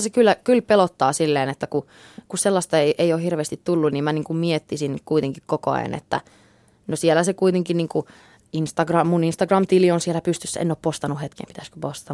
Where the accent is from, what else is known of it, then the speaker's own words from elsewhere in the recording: Jakobstad, Ostrobothnia, Finland; first language English; Finnish is a second language; moved away as an adult; also born or lived in Texas, United States / United Kingdom; now in Los Angeles, United States; me muutettiin takaisin Suomeen, kun mä olin kuusi. Että tota, niin toisaalta oli se silloinkin hyvin erilainen, erilainen paikka. Että Pietarsaari oli semmoinen silloin omasta mielestäni hyvin tylsä paikkakunta, mutta – erittäin turvallinen kasvuympäristö